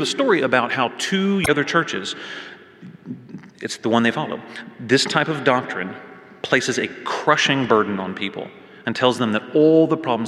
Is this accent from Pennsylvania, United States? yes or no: no; Waco, Texas, United States; now in Fort Worth, United States; I grew up in Waco, and although I now call Fort Worth my home